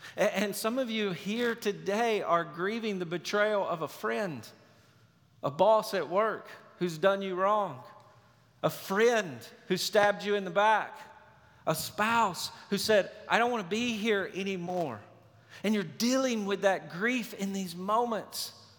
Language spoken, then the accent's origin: English; Lewisburg, United States; you grow up in Lewisburg, you know everybody, and everybody knows you